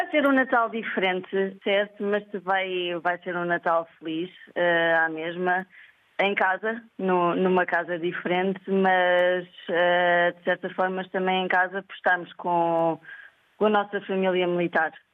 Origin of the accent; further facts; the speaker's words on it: Lisbon, Portugal; moved away as an adult; now in Mozambique; Sou, sou de Lisboa, de Carnachide.